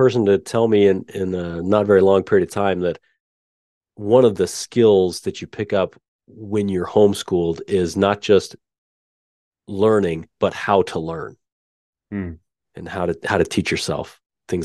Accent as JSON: {"language": "English", "region": "Utah", "country": "United States", "tie": "born or raised there", "said": "I grew up in, I was raised in Utah"}